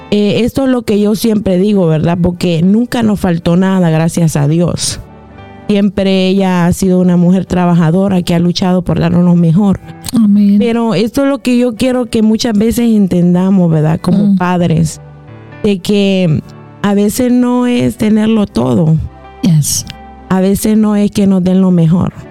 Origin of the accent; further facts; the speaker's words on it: Honduras; soy de Honduras.